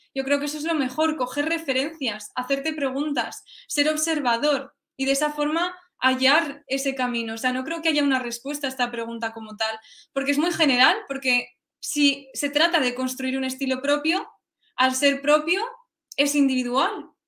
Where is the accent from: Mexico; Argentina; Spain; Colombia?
Spain; also born or lived in Sweden; siendo española